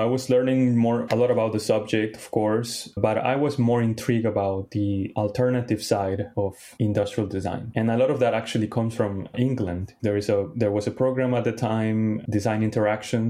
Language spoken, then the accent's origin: English; Lima, Peru; also born or lived in Tokyo, Japan / Brooklyn, New York; now in New York, United States; I grew up in Lima, Peru, also the largest city in Peru